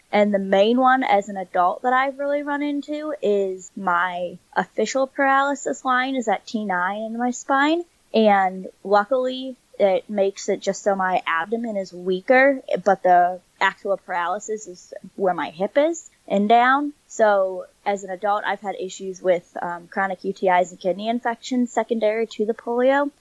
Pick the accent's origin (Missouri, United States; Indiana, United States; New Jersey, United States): Missouri, United States; St. Louis; moved away as an adult; also born or lived in Nagpur, India / Springfield, Illinois; was adopted into a family in Saint Louis, Missouri, and I was raised there until I was nineteen